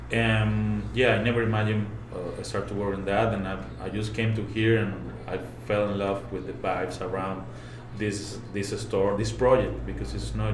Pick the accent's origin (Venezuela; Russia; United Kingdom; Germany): Venezuela; moved away as an adult; also born or lived in Puebla / Yucatan; now in Mulegé, Mexico; I'm originally from Venezuela